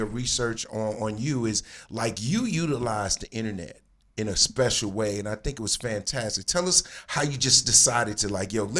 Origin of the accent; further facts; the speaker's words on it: New Jersey, United States; now in California, United States; Because I grew up in Jersey. We don't have palm trees on the East Coast.